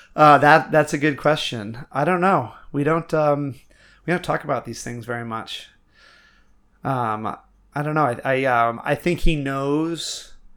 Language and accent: English; Milo, Maine, United States; now in Portland, United States; growing up in Milo, no one locked our doors.